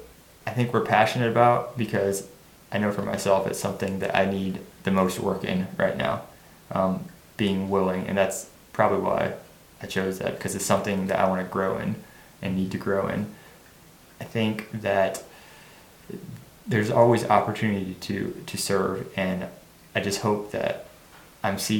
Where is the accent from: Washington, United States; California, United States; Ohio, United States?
Ohio, United States; Martinsburg; all I've ever known is here in Little Martinsburg, Ohio